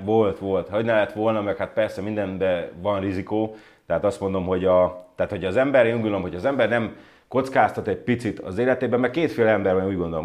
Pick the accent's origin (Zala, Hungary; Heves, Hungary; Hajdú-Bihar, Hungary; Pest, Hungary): Hajdú-Bihar, Hungary; Debrecen; moved away as an adult; also born or lived in United States; now in Malta; debreceni család, Debrecenbe születtem, Debrecenbe éltem az egész életemet szinte